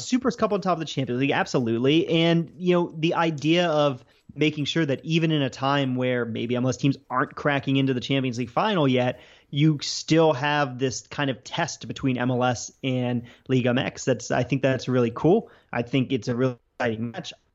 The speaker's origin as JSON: {"language": "English", "town": "Baltimore", "region": "Maryland", "country": "United States", "tie": "born or raised there", "said": "I'm from the Baltimore area, um, as you know, but listeners might not. So I grew up up there"}